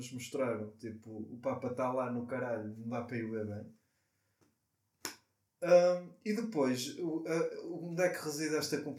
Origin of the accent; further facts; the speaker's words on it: Portugal; E como tugas que nós somos, e somos tão bons a receber